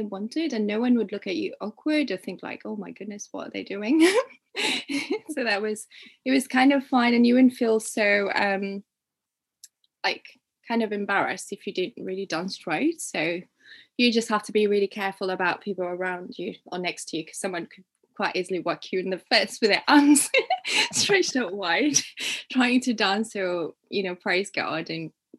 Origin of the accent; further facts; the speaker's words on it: Uganda; now in England; So I grew up in Uganda, which is in East Africa